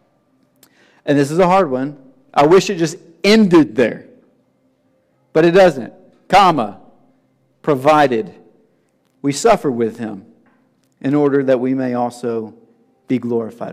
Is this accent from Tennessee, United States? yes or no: yes; Tennessee, United States; being from the South and growing up in Tennessee